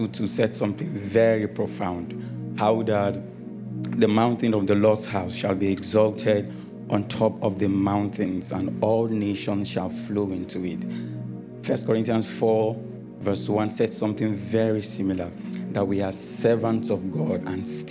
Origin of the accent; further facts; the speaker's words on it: Taraba, Nigeria; I'm from Taraba State